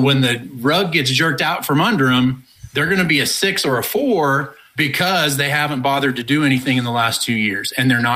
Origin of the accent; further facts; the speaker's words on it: United States; also born or lived in Oklahoma / Texas; I grew up in Oklahoma and Texas